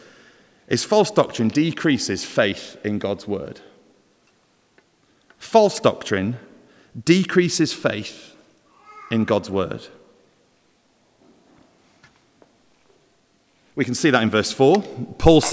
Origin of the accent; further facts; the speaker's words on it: Welsh, Wales, United Kingdom; we're not all bad as Welsh